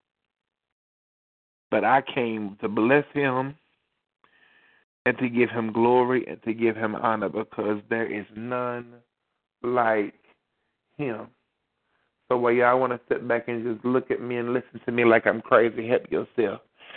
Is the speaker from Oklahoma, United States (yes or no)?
no; Beckley, West Virginia, United States; my hometown of Beckley